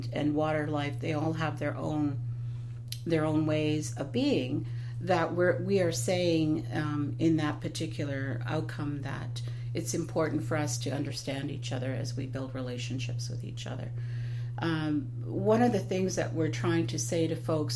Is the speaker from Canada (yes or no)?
yes; Canada; Canadians have derived benefits because of our colonial history in this country